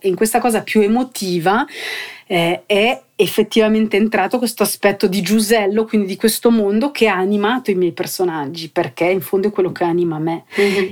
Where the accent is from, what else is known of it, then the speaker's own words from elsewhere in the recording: Cavergno, Ticino, Switzerland; io sono cresciuta qui eh, a Cavernio in un ambiente popolare